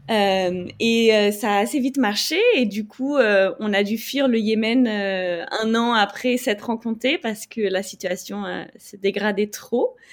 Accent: France; moved away as an adult; also born or lived in United States / Algeria; now in Bangkok, Thailand; j'habite à Bangkok depuis quelques mois maintenant et je suis française euh, d'origine mais expatriée depuis une dizaine d'années

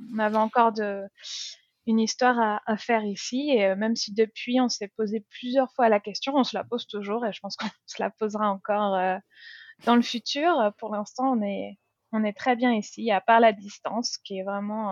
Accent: France; accent: French; moved away as an adult; now in Christchurch, New Zealand; mon accent français

